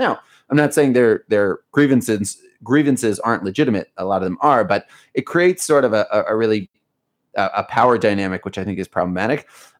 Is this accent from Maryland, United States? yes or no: yes; Baltimore, Maryland, United States; moved away as an adult; now in Israel; I grew up in Baltimore. I grew up in the US and I left at age 18. And now I you know, and I've been here and I'm 35. So I've spent about half of my life in the States and about half of my life here in Israel.